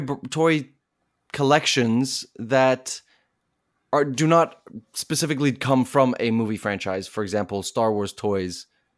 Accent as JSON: {"language": "English", "country": "South Africa", "said": "There are movies about Nelson Mandela, and I'm from South Africa, so I'm born there, and so it's close to my heart."}